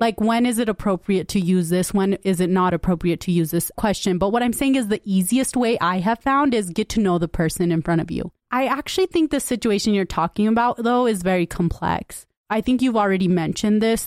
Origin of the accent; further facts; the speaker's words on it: United States; I grew up in West Valley